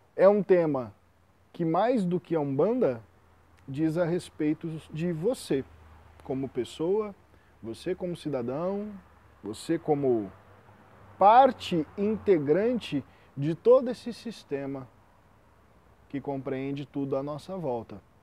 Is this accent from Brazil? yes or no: yes; Brazil; Eu, como brasileiro